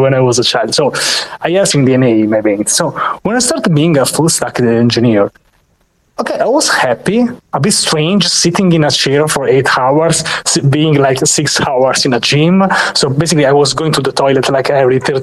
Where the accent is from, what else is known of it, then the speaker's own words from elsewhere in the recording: Rome, Lazio, Italy; I am from Rome, Italy